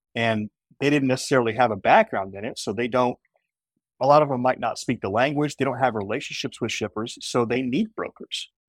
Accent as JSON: {"language": "English", "town": "Indianapolis", "region": "Indiana", "country": "United States", "tie": "born or raised there", "said": "I grew up in Indianapolis"}